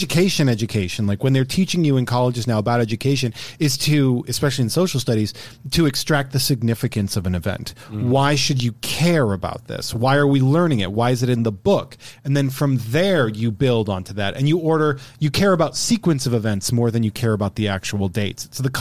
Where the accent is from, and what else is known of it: Massachusetts, United States